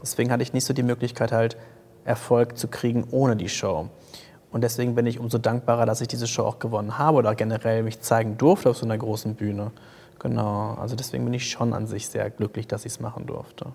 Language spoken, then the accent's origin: German; Paderborn, North Rhine-Westphalia, Germany; ich komme aus Paderborn